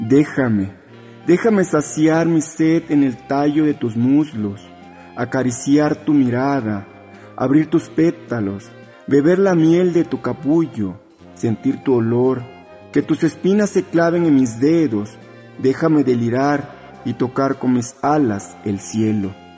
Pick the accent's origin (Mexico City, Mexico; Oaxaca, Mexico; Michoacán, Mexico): Oaxaca, Mexico; Juchitán de Zaragoza; soy originario de Juchitán de Zaragoza, Oaxaca, soy hablante del zapoteco Odiyaza.